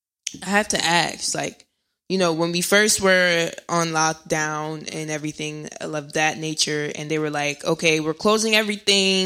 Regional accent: New Jersey, United States; I'm in Jersey. I'm from Jersey

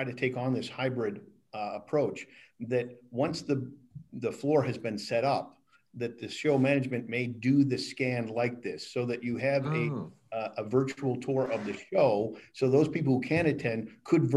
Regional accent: Hampton Beach, New Hampshire, United States; moved away; also born or lived in Buffalo, New York / North Carolina; I am a native of New Hampshire. I grew up in Hampton Beach, New Hampshire.

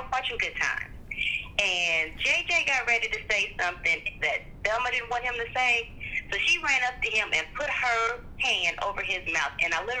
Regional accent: Trotwood, Ohio, United States; I'm from Trotwood, Ohio.

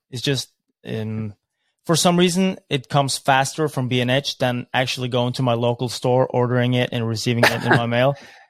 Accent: Norway; we're just from Norway. We're just kids.

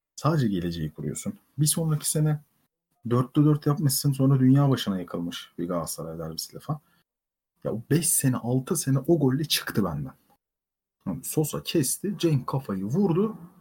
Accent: Ankara, Turkey; moved away as an adult; also born or lived in Antalya; dolma bir Ankara'lıyım

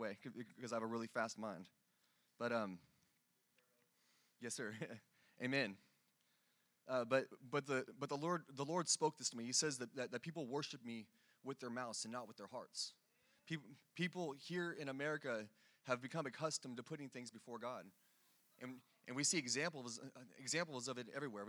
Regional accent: California, United States; now in Dallas, United States; I'm from California

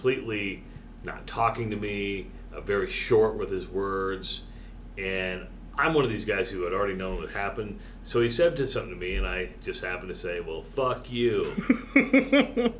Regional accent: Iowa, United States; moved away as an adult; also born or lived in Wisconsin; I'm from Iowa, right? I grew up wrestling

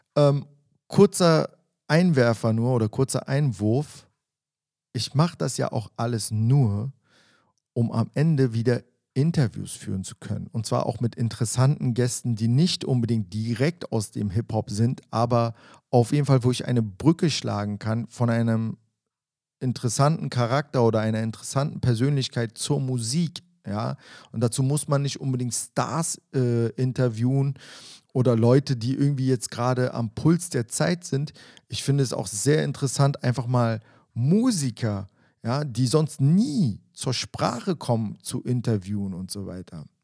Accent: Berlin, Germany; mit dem bin ich ja teilweise im Wedding auch groß geworden

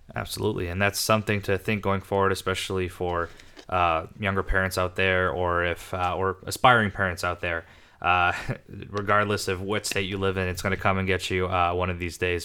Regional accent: United States; I was born in the States

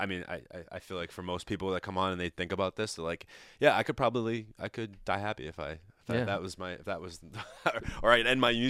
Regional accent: Italy; Especially me, the Italian, talking with his hands all the time.

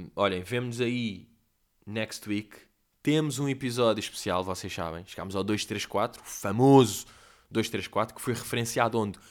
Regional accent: Portugal; eu sou português

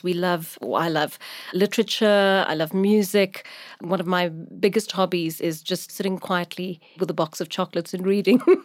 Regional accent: Durban, KwaZulu-Natal, South Africa; I'm from Durban. That's where I grew up.

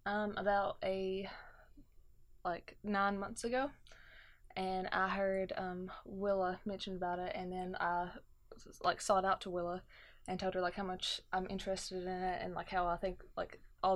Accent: McRoberts, Kentucky, United States; now in Wattsburg, United States; I am 19 years old. I'm from McRoberts, Kentucky, originally. I now live in Wattsburg, Kentucky, though.

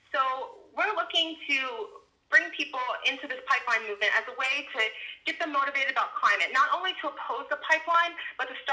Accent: Baltimore, Maryland, United States; moved away as an adult; now in Catawba, United States; I'm originally from Baltimore, Maryland. That's where I was born and raised and grew up most of my life. Um, but about two years ago, um, in 2017, my husband and I felt like we needed a change. And we picked up and we moved to Catawba.

